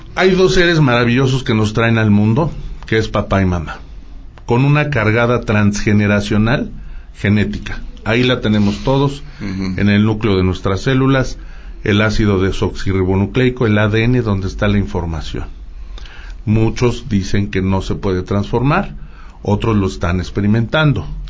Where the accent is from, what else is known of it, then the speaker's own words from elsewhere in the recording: Aguascalientes, Mexico; Originarios de Aguascalientes, ahí es donde yo nací